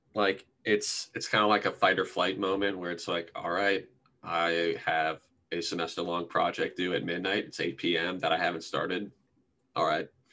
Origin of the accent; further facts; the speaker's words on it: Columbus, Ohio, United States; I'm from Northwest Columbus